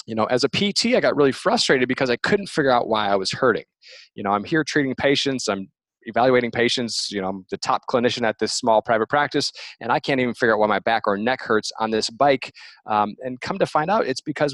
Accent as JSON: {"language": "English", "region": "Michigan", "country": "United States", "moved": "as an adult", "lives_now": "Portland, United States", "said": "I'm originally from the Midwest, so I'm from Michigan, and kind of grew up with cycling"}